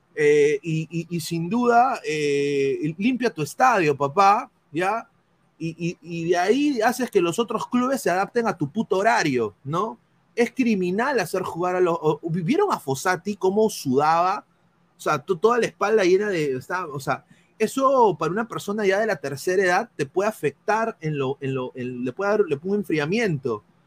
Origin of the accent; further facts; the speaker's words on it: Peru; somos cholos, todos somos de esta misma raza, somos peruanos, somos blanquirrojos